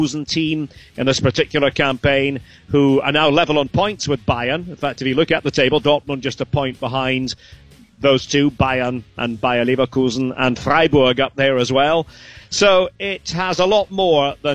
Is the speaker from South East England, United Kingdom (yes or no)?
no; Aberdeen, Scotland, United Kingdom; I'm from Aberdeen